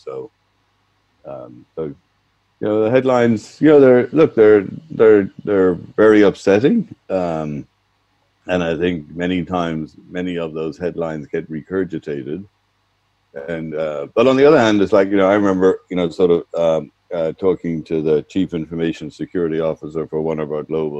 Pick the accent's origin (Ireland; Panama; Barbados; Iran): Ireland; Dublin, Leinster; moved away as an adult; Really enjoyed my youth, really enjoyed growing up in Dublin